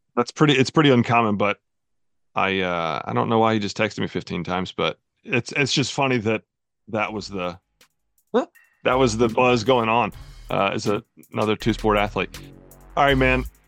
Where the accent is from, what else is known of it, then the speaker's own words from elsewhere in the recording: North Carolina, United States; moved away as an adult; also born or lived in Knoxville, Tennessee; I lived most of my life in North Carolina